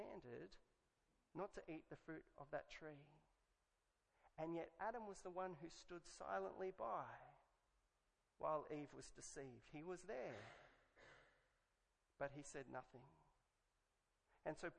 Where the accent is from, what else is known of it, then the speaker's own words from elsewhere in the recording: Australia; I could have been English, but I'm Australian.